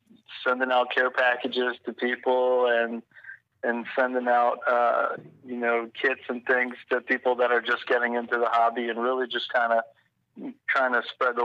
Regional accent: Massachusetts, United States; moved away as an adult; also born or lived in Norfolk, Virginia; now in Jacksonville, United States; I'm from Massachusetts originally, but I was stationed in Virginia

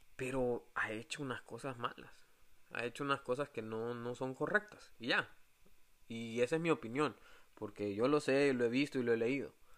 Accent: El Salvador; moved away; nosotros como salvadoreños

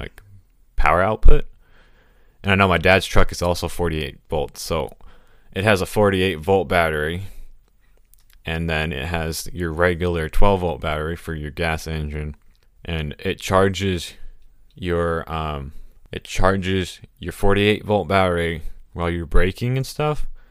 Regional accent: Texas, United States; I'm from Texas

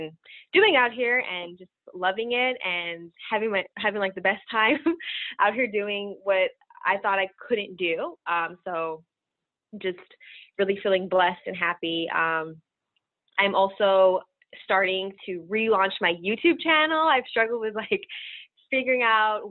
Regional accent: Dallas, Texas, United States; moved away as an adult; now in Brooklyn, United States; I'm originally from Dallas, Texas, and I moved to New York literally right after I graduated from college.

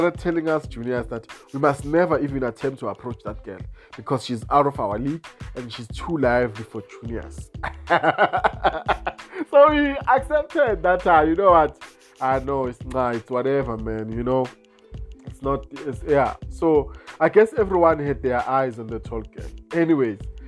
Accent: Mpumalanga, South Africa; originally I'm from Mpumalanga

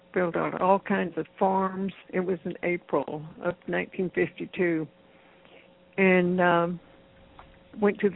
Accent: Texas, United States; moved away as an adult; also born or lived in Houston; I was born in Texas, grew up

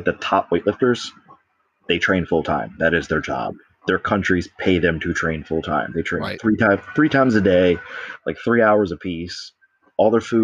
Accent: Baltimore, Maryland, United States; I'm from Baltimore

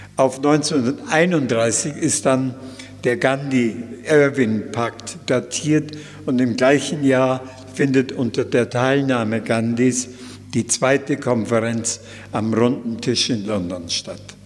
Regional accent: Germany; moved away as an adult; also born or lived in India; als Deutscher

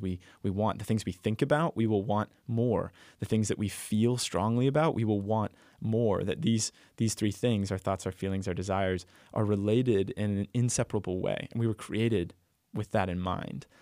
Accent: Texas, United States; I'm from Texas

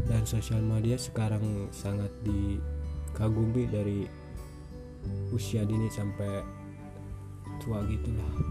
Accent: Majalengka, West Java, Indonesia; asal gue dari Majalengka, e, eh, Majalah eh, e, Jawa Barat ya, ya sebelah sama Bandung gitu.

